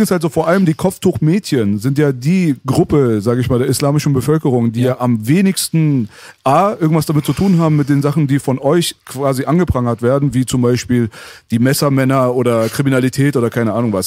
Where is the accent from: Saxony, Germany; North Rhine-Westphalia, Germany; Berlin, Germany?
Berlin, Germany; moved away; also born or lived in Tehran / Metzingen; Ich bin hier in Kreuzberg aufgewachsen